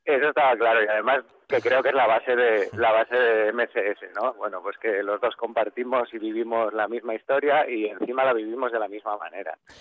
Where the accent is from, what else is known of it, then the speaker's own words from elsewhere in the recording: Asturias, Spain; yo, soy asturiano